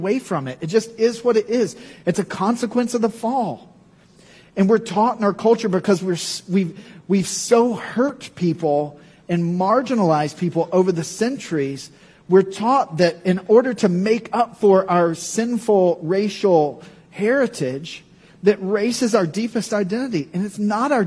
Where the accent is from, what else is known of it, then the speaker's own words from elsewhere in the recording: the South, United States; I'm from the South. It's where I was born